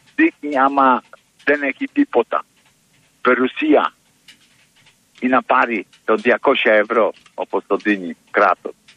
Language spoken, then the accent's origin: Greek; Poland; Greek is a second language; moved away as an adult; now in Greece; Από Πολωνία